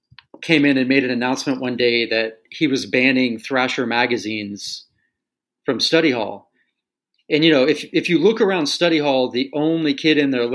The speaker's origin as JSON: {"language": "English", "town": "Tulsa", "region": "Oklahoma", "country": "United States", "tie": "born or raised there", "said": "it's just that growing up in Tulsa thing, you know, it's just finding a way to be yourself amidst this, you know, this like Bible Belt culture."}